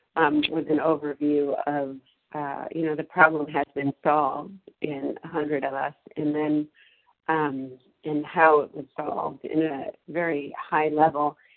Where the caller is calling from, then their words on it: Massachusetts, United States; I'm calling in from Massachusetts